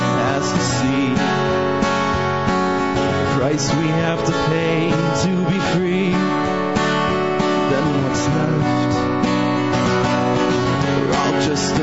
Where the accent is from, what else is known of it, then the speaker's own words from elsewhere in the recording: Prince Albert, Saskatchewan, Canada; So I'm from a little town, not really little, but sort of little. I'm in Saskatchewan. Named Prince Albert.